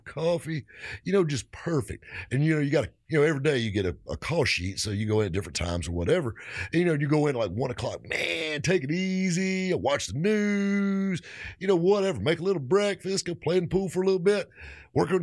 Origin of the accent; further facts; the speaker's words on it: the South, United States; I'm from the South